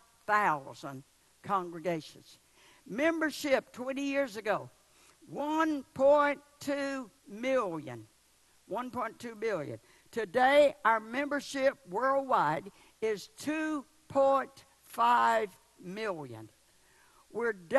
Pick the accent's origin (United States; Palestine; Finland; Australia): United States; the South; I'm from the South